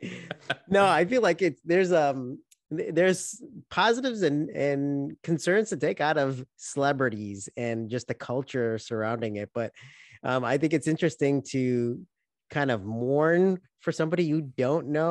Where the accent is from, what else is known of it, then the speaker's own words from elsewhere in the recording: Chicago, Illinois, United States; we grew up in Chicago